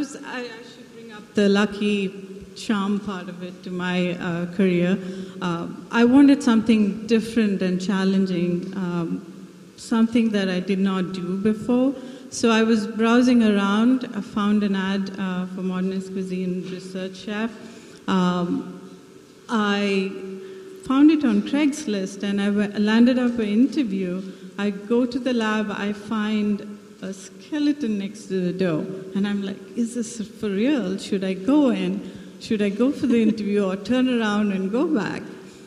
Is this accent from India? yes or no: yes; South India, India; English is a second language; moved away as an adult; now in United States; Yes, I'm from India, southern India. I come from a plantation background. We grow coffee and got married, moved to the U.S. Here I am.